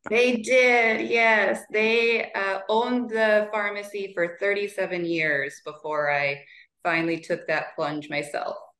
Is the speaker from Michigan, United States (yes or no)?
no; Montana, United States; step in as manager in my hometown pharmacy